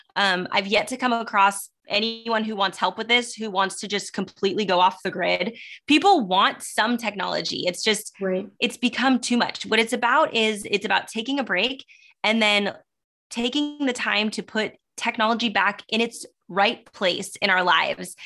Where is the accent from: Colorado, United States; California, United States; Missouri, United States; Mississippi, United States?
California, United States; Southern; also born or lived in Sacramento; I'm born and raised in Southern California